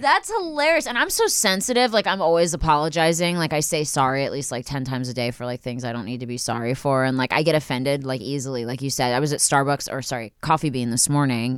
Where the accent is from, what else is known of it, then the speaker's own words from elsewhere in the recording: Philadelphia, Pennsylvania, United States; now in Los Angeles, United States; I'm from Philly